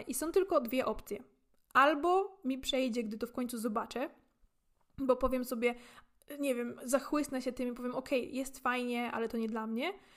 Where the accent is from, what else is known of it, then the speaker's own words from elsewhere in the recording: Poland; dorastając w Polsce